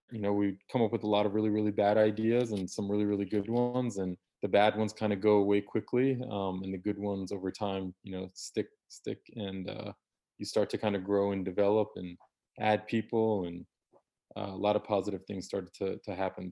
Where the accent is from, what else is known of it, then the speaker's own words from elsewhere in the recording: DC area, Northern Virginia, United States; born and raised in Northern Virginia, D C area